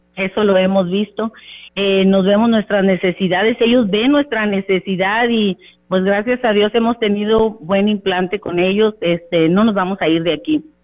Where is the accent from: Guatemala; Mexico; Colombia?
Mexico; Ciudad Victoria, Tamaulipas; Nosotros somos de Ciudad Victoria, Tamaulipas